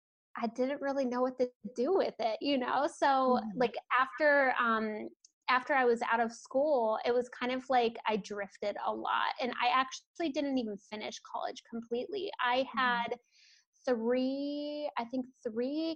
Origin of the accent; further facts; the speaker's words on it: Ohio, United States; now in Portland, United States; I'm out of Portland, Oregon. I did not grow up here. I'm from the Midwest. So I grew up in Ohio